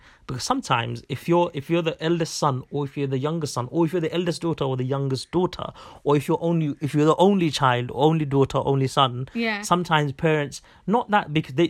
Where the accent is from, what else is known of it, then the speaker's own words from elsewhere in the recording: Bangladesh; this may be mainly because from where we're from Bangladesh, and I think like, people around from where we're from.